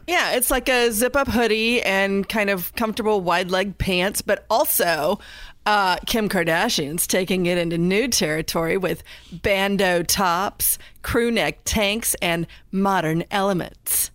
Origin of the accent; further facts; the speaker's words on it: Indiana, United States; I'm from Indiana